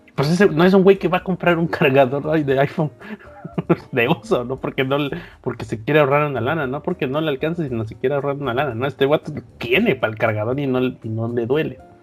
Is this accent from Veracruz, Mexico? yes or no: yes; Veracruz, Mexico; por acá de Veracruz